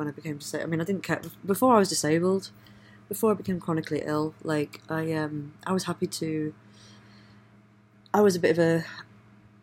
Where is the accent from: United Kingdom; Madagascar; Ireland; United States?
United Kingdom; Leeds, Yorkshire and the Humber; also born or lived in Bradford / South Africa; growing up in Leeds and Bradford, I had a lot of Indian influence and friends and culture.